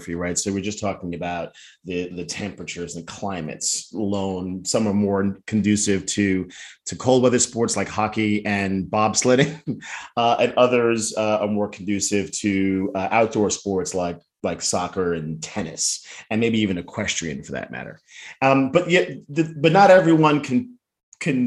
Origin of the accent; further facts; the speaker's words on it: New Jersey, United States; I was a kid growing up in Jersey, you know, the classic paper route, riding my bike around town